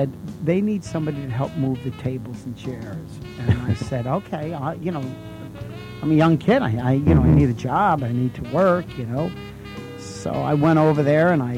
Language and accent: English; New Jersey, United States; I'm originally from New Jersey